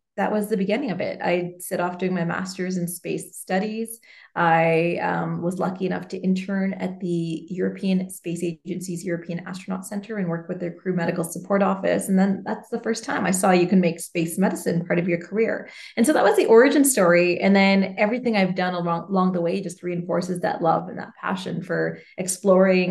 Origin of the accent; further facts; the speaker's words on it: Canada; I'm Canadian, I'm female.